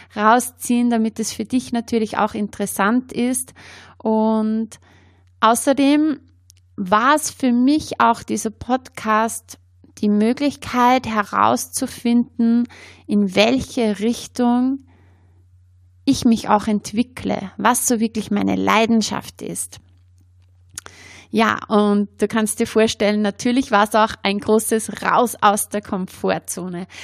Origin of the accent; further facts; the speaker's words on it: Upper Austria, Austria; accent: Upper Austrian dialect; Ich komme ja aus Oberösterreich, habe äh, meinen oberösterreichischen Dialekt.